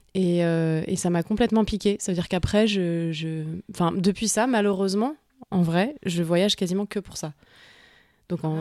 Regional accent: Paris, Île-de-France, France; Je suis née à Paris, j'ai grandi à Paris, dans le 15e arrondissement de Paris.

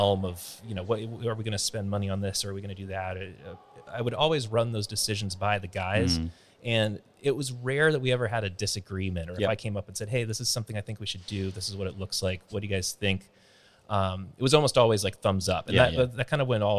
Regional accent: San Francisco Bay Area, California, United States; moved away as an adult; I'm from the San Francisco Bay Area

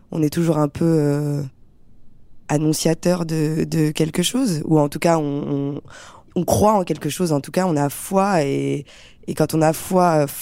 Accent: France; also born or lived in Algeria; Moi, j'ai grandi en France.

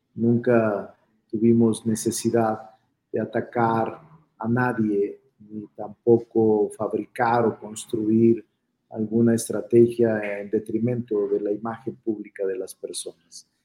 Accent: Zacatecas, Mexico; now in Mexico City, Mexico; soy vecino de la San Rafael desde hace muchos años. Aquí vivo, este es mi domicilio. Soy Zacachilango

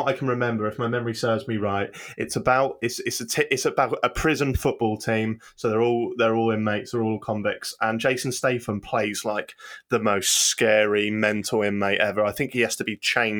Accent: Norwich, East of England, United Kingdom; I'm from Norwich, which is next to a little coastal town called Lowestoft

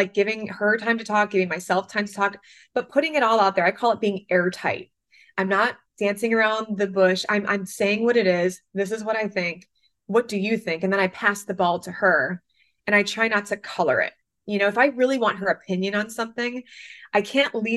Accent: Michigan, United States; moved away as an adult; now in New York, United States; growing up in Michigan, I never even saw an argument until I moved to New York 14 years ago

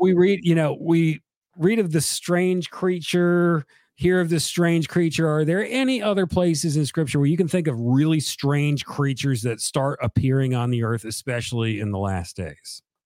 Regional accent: South Carolina, United States; also born or lived in Charleston / Columbia; I'm from South Carolina.

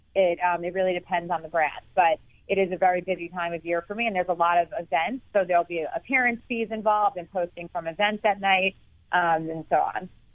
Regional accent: New York City, New York, United States; I was growing up in New York City

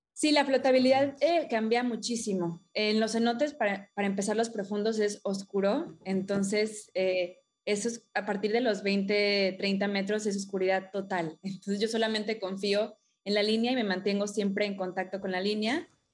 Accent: Playa del Carmen, Quintana Roo, Mexico; crecí en Playa del Carmen. Ah, desde Chiquita, para acá de Ciudad del Carmen, Campeche.

